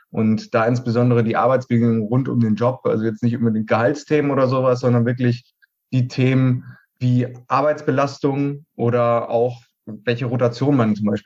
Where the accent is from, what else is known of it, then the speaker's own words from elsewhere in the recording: Paderborn, North Rhine-Westphalia, Germany; moved away as an adult; Also ich komme ursprünglich aus Paderborn, da habe ich die Ausbildung gemacht und bin dann nach Köln, um Versicherungswesen zu studieren.